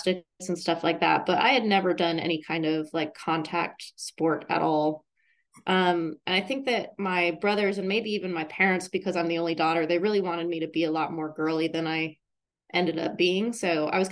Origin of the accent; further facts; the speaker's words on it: Boulder, Colorado, United States; moved away; also born or lived in Thailand; I grew up in Boulder, Colorado.